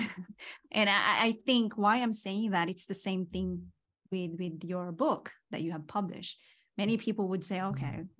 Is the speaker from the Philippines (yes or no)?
yes; Philippines; moved away; I came from Philippines